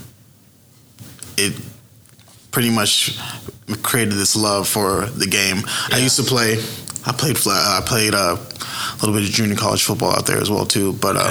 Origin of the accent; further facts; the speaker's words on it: Edmond, Oklahoma, United States; also born or lived in San Diego, California; my hometown in Edmond